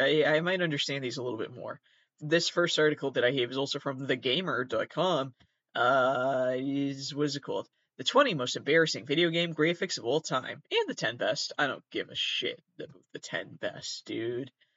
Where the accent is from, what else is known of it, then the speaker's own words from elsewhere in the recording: Massachusetts, United States; A lot of people do think I'm from New York. I'm actually from Massachusetts.